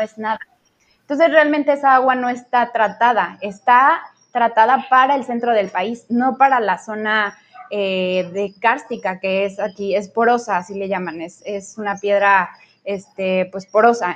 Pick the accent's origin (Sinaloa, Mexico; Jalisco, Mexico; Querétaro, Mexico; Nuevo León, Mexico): Querétaro, Mexico; moved away as an adult; now in Cancún, Mexico; yo soy de Querétaro, bueno, yo crecí en Querétaro